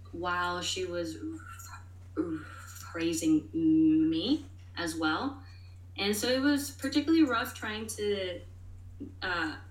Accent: New York City, New York, United States; I was born and raised in New York City

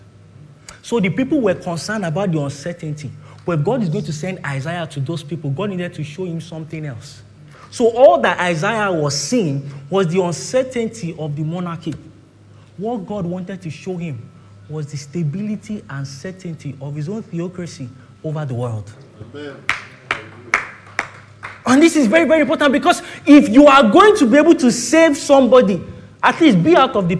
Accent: Ilorin, Kwara, Nigeria; now in Lagos, Nigeria; I'm from Ilorin

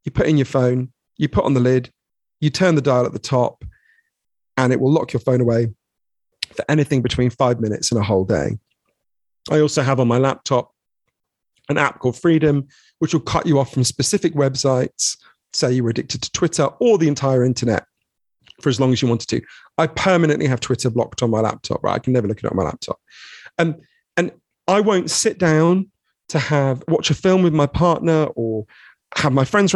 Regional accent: London, United Kingdom; I grew up in Edgware, which is a suburb of London

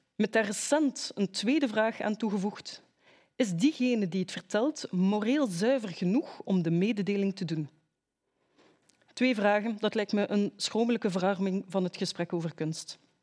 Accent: Ghent, Flanders, Belgium; mijn thuisstad, het mooie Gent

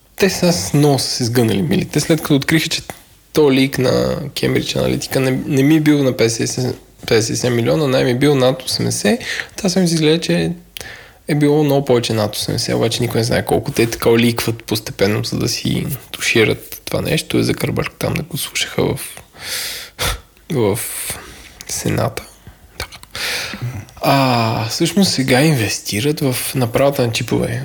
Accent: Bulgaria; аз като българин

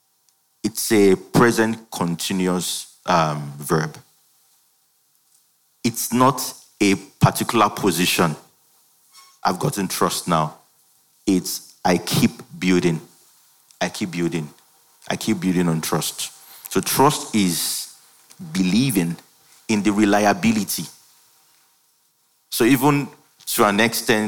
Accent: Ibadan, Oyo, Nigeria; I schooled in Ibadan. I grew up in Ibadan.

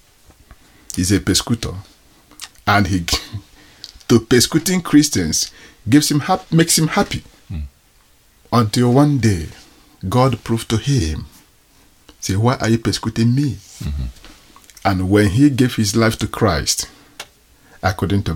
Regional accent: Igboland, Nigeria; accent: Nigerian; also born or lived in Israel / Greece; now in Uganda; I'm a Nigerian by tribe. I'm from Igbo.

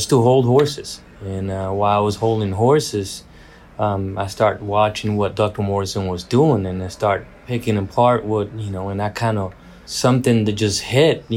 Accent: Puerto Rico; I was born and raised in Puerto Rico with Paso Fino horses.

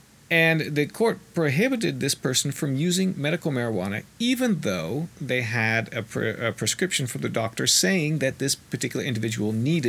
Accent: Colorado, United States; I have a little bit of news from my home state of Colorado.

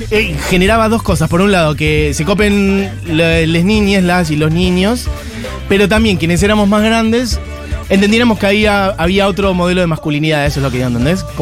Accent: Ayacucho, Buenos Aires Province, Argentina; Iban a mi pueblo, Ayacucho, un montón.

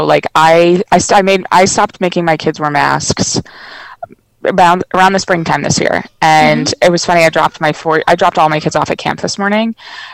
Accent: Long Island, New York, United States; moved away as an adult; now in Maryland, United States; I'm from Long Island

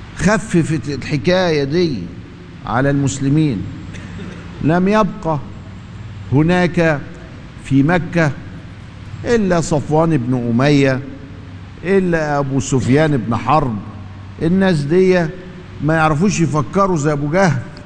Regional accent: Egypt; ما هو في حاجة عندنا في مصر

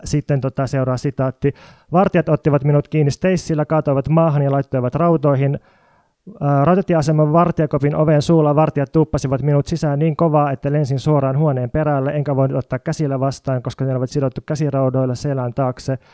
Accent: Jyväskylä, Central Finland, Finland; now in Helsinki, Finland; mä oon kotoisin Jyväskylän entisen maalaiskunnan rajalta

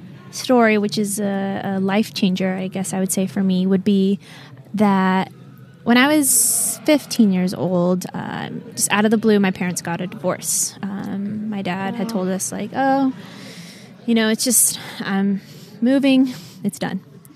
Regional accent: Utah, United States; now in West Palm Beach, United States; I'm from West Palm Beach, Florida. Okay. Couple things that just... I guess stand out about me. I'm from Utah originally.

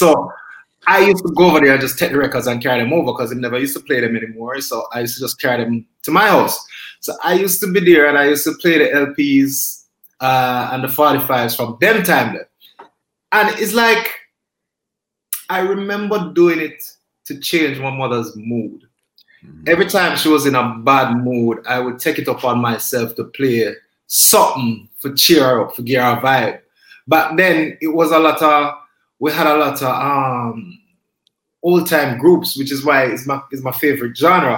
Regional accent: Kingston, Jamaica; I grew up in Kingston

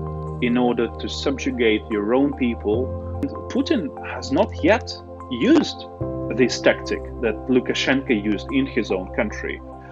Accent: Sevastopol, Ukraine; first language Russian; English is a second language; moved away; I am from Sevastopol. The Sevastopol, the city of Sevastopol is administratively different from Crimea. So I never actually refer to myself as a person from Crimea.

